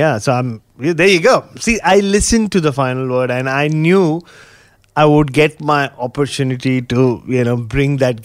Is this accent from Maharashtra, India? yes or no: yes; Mumbai, Maharashtra, India; the house that I grew up in Bombay